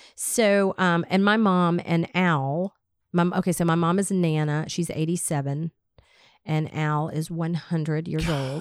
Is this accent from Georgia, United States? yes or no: yes; Smyrna, Georgia, United States; I grew up in Smyrna. I've lived here my entire life.